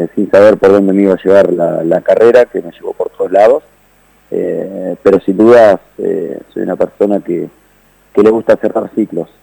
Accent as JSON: {"language": "Spanish", "country": "Argentina", "also_born_or_lived": "Netherlands"}